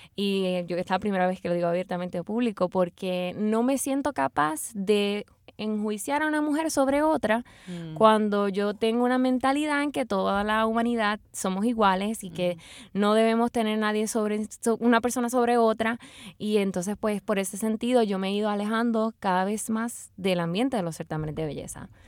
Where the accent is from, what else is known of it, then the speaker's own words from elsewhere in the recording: Puerto Rico; lo que somos los puertorriqueños